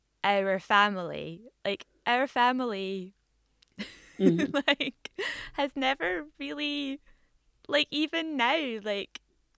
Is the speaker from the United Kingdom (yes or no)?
yes; Scotland, United Kingdom; born there; Even though I was born in Scotland.